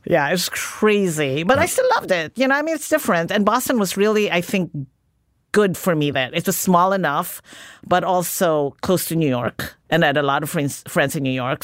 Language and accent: English; Philippines; moved away as an adult; Growing up in the Philippines